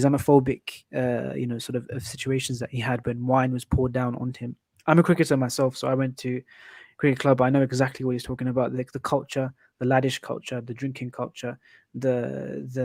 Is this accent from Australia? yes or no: no; United Kingdom; we are British, as we say, but we're Muslims